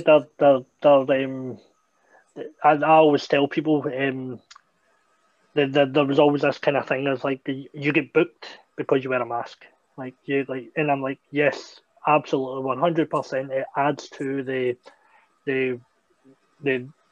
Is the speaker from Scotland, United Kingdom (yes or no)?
yes; Greenock, Scotland, United Kingdom; a school opening up um, in my hometown